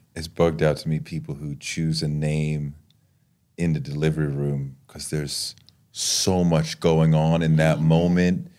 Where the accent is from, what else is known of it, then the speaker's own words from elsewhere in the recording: New York City, New York, United States; as a New Yorker